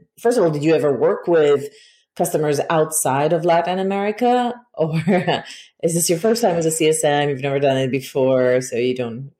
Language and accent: English; Israel; now in United States; When I moved to the United States and we would go to the supermarket, and then all of a sudden the cashier would ask us, how are we doing that day? Being Israeli